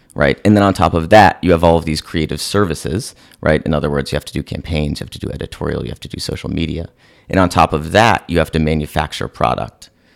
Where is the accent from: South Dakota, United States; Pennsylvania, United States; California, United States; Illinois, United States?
California, United States; San Francisco; moved away as an adult; also born or lived in Chicago / New York; I was born and raised in San Francisco